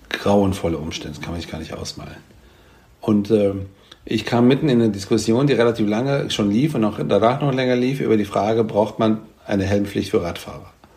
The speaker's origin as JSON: {"language": "German", "town": "Frankfurt", "region": "Hesse", "country": "Germany", "said": "ich meine aber in echt ja aus Frankfurt"}